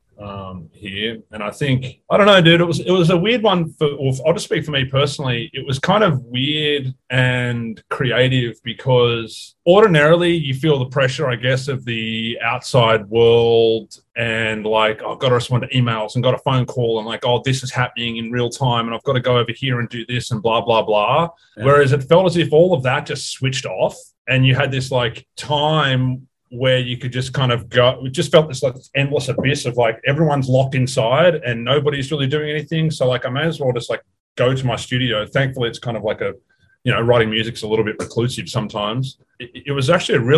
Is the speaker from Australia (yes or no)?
yes; Australia; now in Los Angeles, United States; I'm from Australia